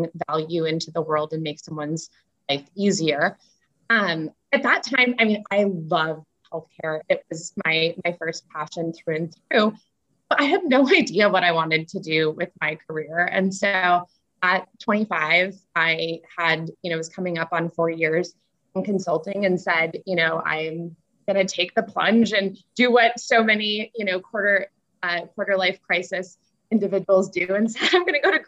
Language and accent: English; Chicago, Illinois, United States; now in California, United States; I grew up in Chicago to a family that drank a lot of wine.